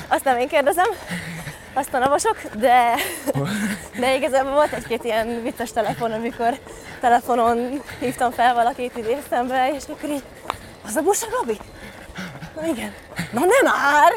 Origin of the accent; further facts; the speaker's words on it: Sándorfalva, Csongrád-Csanád, Hungary; also born or lived in Szeged; én Sándorfalván nőttem fel Szeged mellett